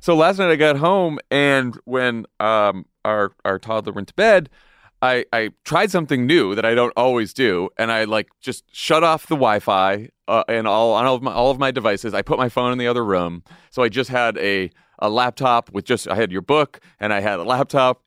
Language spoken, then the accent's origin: English; Massachusetts, United States; my home state of Massachusetts